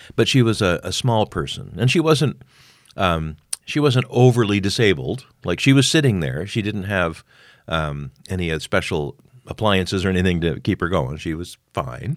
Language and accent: English; Montreal, Quebec, Canada; It's my hometown